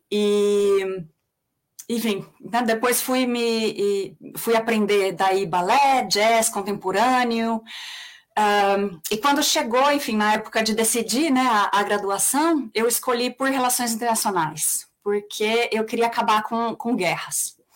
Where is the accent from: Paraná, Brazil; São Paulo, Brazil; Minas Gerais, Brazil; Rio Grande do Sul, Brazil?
São Paulo, Brazil; accent: São Paulo; also born or lived in Mato Grosso / Recife; morei no Mato Grosso, morei em Recife, morei muito tempo em São Paulo, é daí que vem, é daí que vem meu sotaque.